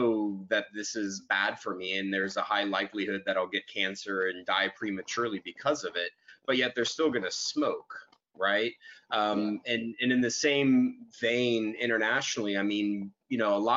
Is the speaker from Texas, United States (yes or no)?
yes; Dallas, Texas, United States; I was born and raised in Dallas, Texas